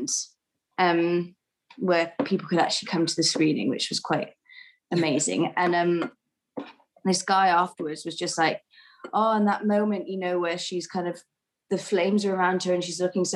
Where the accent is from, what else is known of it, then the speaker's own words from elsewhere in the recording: Wales, United Kingdom; accent: Welsh; I keep my own accent, and then Rose just heard me speaking Welsh on the phone to my sister